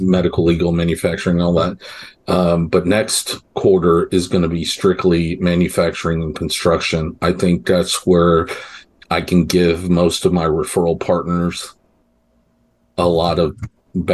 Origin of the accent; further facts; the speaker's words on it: New York, United States; now in Texas, United States; I was born in New York.